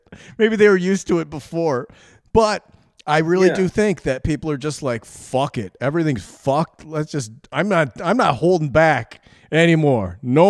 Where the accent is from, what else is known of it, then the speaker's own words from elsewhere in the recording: Bronx, New York, United States; accent: New York; I'm from the Bronx. I grew up in the Bronx.